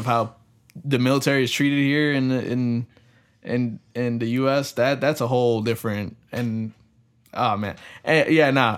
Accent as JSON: {"language": "English", "country": "United States", "tie": "born or raised there", "said": "we're raised here in America"}